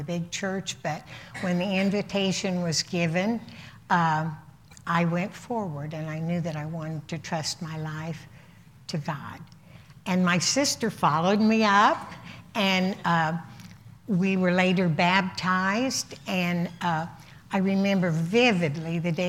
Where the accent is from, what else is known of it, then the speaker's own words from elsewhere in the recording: Indianapolis, Indiana, United States; I was born in Indianapolis to a very, very loving family